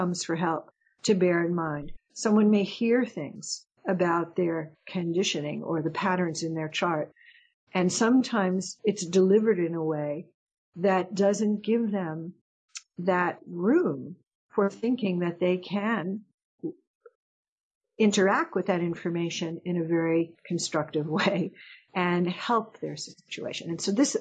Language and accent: English; United States; I'm an American.